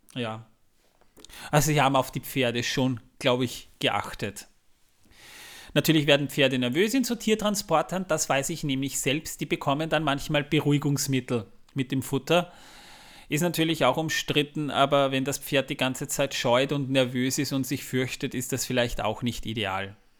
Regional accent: Austria; bei uns in Österreich

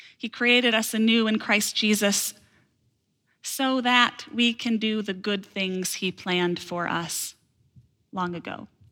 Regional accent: Holland, Michigan, United States; I grew up in Holland, Michigan.

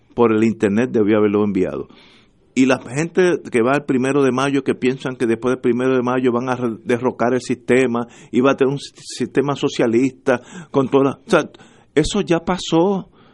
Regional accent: Puerto Rico

